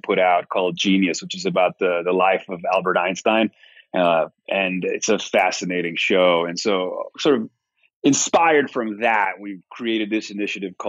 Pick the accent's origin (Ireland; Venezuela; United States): Venezuela; I grew up in Venezuela, so I've actually seen it happen in my country